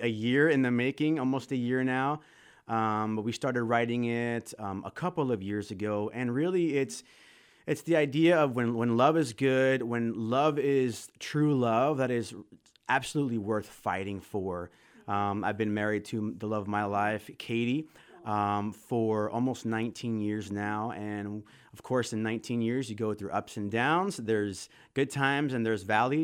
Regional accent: Florida, United States; moved away as an adult; also born or lived in West Michigan; now in Holland, Michigan, United States; I am from Florida originally

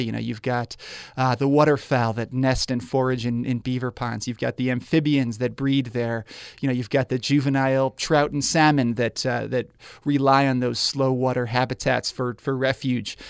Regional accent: New York, United States; moved away as an adult; now in Spokane, United States; I grew up in New York

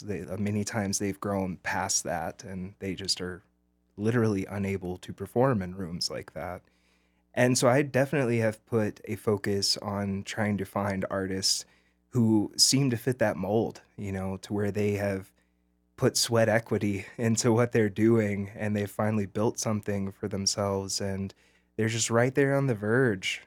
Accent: Birmingham, Alabama, United States; now in Montrose, United States; I grew up in Alabama, right outside of Birmingham

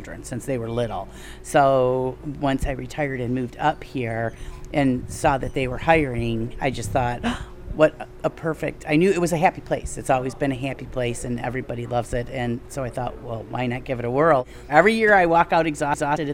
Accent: suburbs of Detroit, Michigan, United States; also born or lived in Lansing area, Michigan; now in Hawks, United States; I am originally from the suburbs of Detroit, transplanted out to the Lansing area

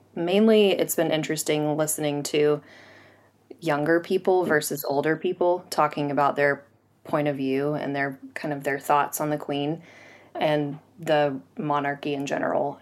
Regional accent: Rogers, Arkansas, United States; now in London, United Kingdom; I'm from Rogers, Arkansas, and I'm a tutor and business owner, and I'm currently in London

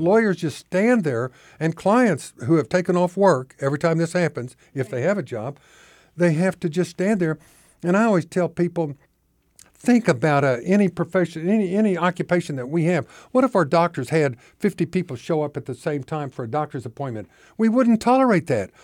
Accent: Oklahoma, United States; moved away as an adult; now in Arkansas, United States; I grew up in Oklahoma. I moved here in nineteen ninety-four.

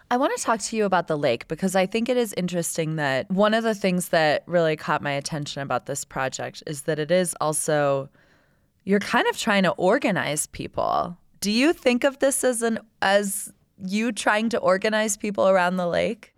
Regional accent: Tampa, Florida, United States; moved away; I grew up in Tampa Bay

